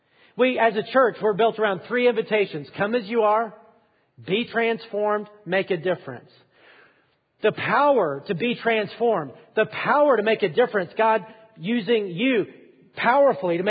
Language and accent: English; Alabama, United States; I am from Alabama.